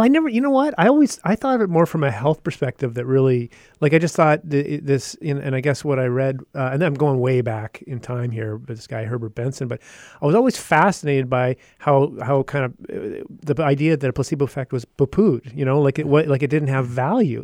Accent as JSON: {"language": "English", "region": "Yukon", "country": "Canada", "tie": "born or raised there", "said": "I've originally grew up in the Yukon"}